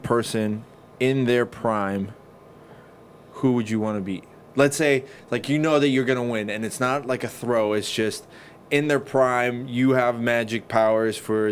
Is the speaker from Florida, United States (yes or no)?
yes; Lake Worth, Florida, United States; growing up in Lake Worth